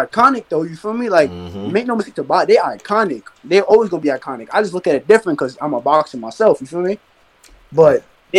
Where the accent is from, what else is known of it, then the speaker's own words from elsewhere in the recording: New York City, New York, United States; I'm from Brooklyn.